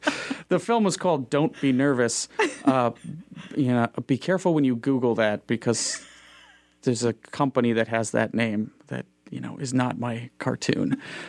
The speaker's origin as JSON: {"language": "English", "town": "Moorhead", "region": "Minnesota", "country": "United States", "tie": "born or raised there", "said": "I grew up in Fargo, Moorhead. And the schools there are fantastic. So I went to Moorhead Public High School"}